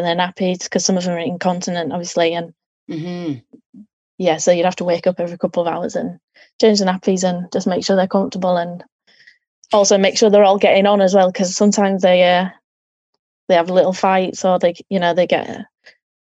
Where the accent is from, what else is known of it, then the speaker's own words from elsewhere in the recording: Yorkshire and the Humber, United Kingdom; moved away as an adult; now in High Wycombe, United Kingdom; I'm actually originally from West Yorkshire, so the north of England, and obviously now I'm in the south.